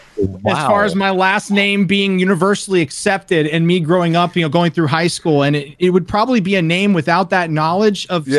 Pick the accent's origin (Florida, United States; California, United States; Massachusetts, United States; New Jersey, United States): Florida, United States; South Florida. Yeah